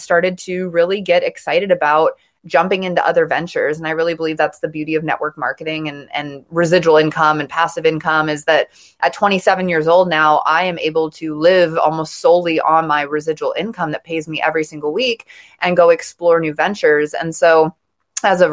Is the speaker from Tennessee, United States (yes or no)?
no; Montana, United States; I grew up in Montana, in a small town in Montana